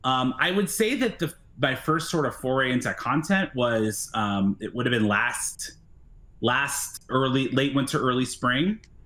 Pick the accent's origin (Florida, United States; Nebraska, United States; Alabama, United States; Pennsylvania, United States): Pennsylvania, United States; I'm an East Coast kid. I grew up in Pennsylvania.